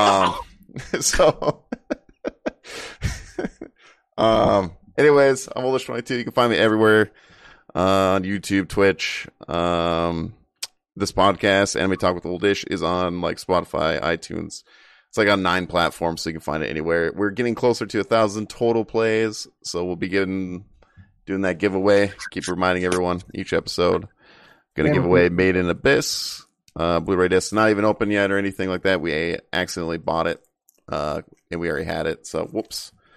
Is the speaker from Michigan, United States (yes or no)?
yes; Michigan, United States; I'm from Michigan.